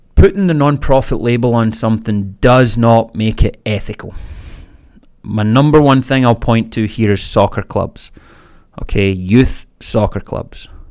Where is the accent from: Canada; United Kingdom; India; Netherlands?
United Kingdom; Scotland; I was born in Scotland, raised Catholic